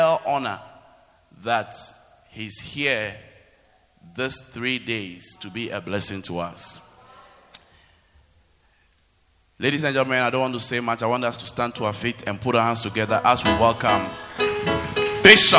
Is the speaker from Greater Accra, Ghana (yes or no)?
yes; Accra, Greater Accra, Ghana; moved away as an adult; also born or lived in Kumasi; I was from Accra, but I went to university in Kumasi